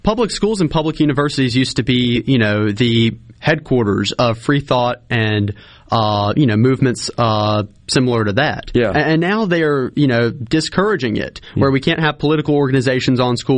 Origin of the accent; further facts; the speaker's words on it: Lamar County, Mississippi, United States; I'm born and raised in Lamar County